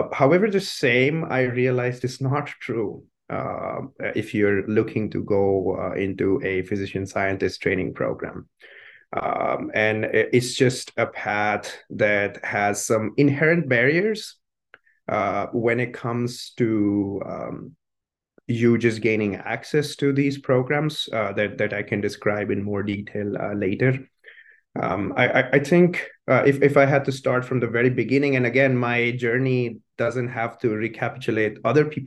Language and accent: English; Chandigarh, India; moved away as an adult; also born or lived in Minnesota, United States; now in United States; It's Chandigarh is the city. That's where I grew up